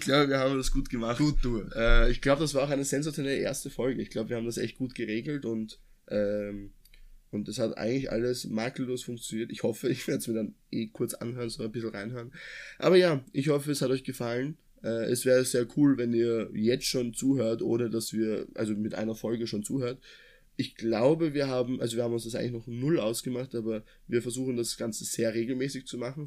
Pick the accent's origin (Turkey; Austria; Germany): Austria; Lower Austria; dass wir in Anführungszeichen richtig geil aufgewachsen sind, weil wir kommen ja aus Niederösterreich